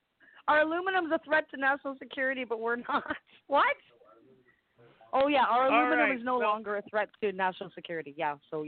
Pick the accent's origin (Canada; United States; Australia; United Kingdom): Canada; because I'm Canadian.